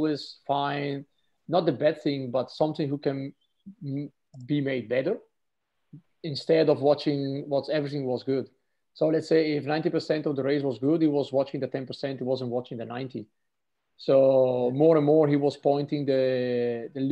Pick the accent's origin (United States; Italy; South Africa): Italy; Trentino-Alto Adige; I'm from Trentino